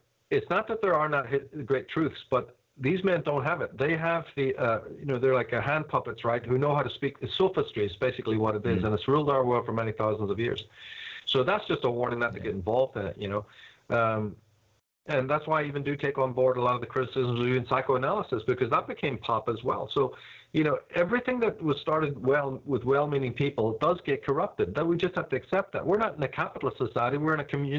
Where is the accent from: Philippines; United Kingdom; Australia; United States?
United Kingdom; Belfast, Northern Ireland; I'm from Belfast